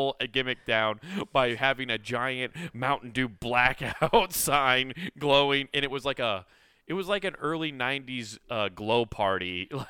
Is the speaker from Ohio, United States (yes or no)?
no; Philadelphia, Pennsylvania, United States; Why are you putting that Niner shit on me? I'm from Philadelphia.